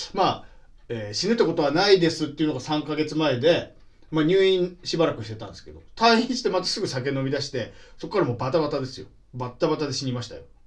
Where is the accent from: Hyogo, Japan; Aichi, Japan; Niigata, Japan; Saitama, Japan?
Niigata, Japan; 僕新潟ですけど、母親新潟に嫁に出たわけですよ